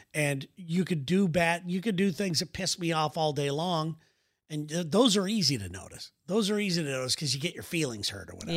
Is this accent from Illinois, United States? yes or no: no; California, United States; we're from California